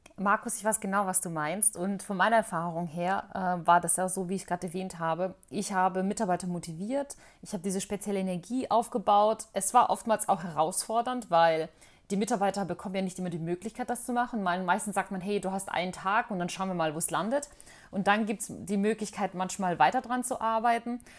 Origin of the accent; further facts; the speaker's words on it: Bosnia & Herzegovina; now in Germany; in Bosnien, in meiner Heimat